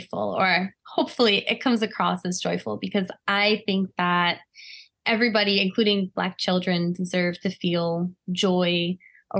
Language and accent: English; Washington, District of Columbia, United States; I grew up in Washington, D.C.